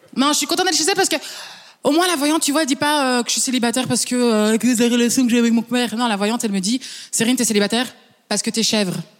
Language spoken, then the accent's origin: French; Flanders, Belgium; French is a second language; Je suis belge flamande.